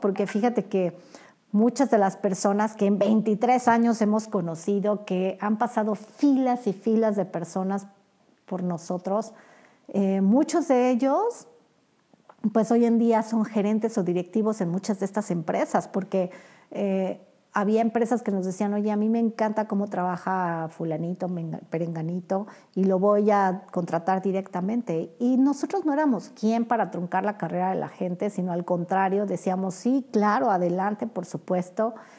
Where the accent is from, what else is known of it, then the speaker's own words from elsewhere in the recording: Mexico; como buenos mexicanos